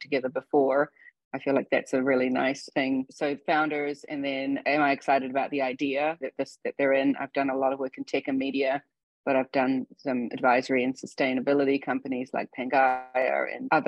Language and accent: English; New Zealand; moved away as an adult; also born or lived in India / Australia / Hong Kong; now in United States; I was born in India, but grew up in New Zealand.